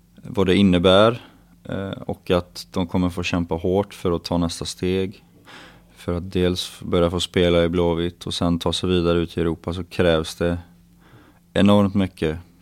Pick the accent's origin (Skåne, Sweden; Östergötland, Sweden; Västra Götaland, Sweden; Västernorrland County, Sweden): Västra Götaland, Sweden; southern Dalsland; moved away; jag kommer från eh, jantets mecka i södra Dalsland där man inte får vara bra på någonting